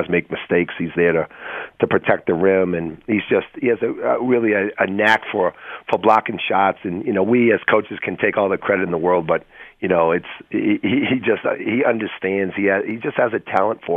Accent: Boston, Massachusetts, United States; moved away; I grew up in Boston

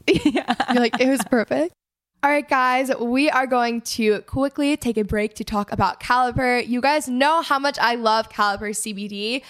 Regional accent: Texas, United States; And I mean, I am from Texas, so I'm like all about Southern hospitality.

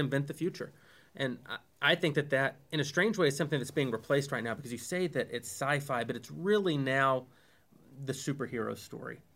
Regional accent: the South, United States; we grew up in the South

